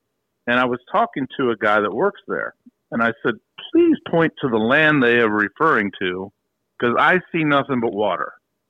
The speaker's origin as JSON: {"language": "English", "town": "Frederick", "region": "Maryland", "country": "United States", "tie": "born or raised there", "said": "my hometown of Frederick"}